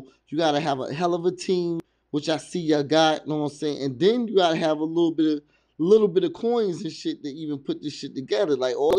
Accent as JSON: {"language": "English", "region": "New Jersey", "country": "United States", "tie": "born or raised there", "also_born_or_lived": "New York / Virginia", "said": "I was raised in Jersey, and between Jersey, New York, and Virginia. So I've been in all three of those places"}